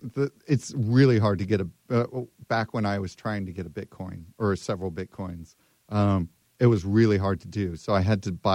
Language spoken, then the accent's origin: English; Manassas, Virginia, United States; So I'm from Manassas, Virginia. It's a tiny town in the middle.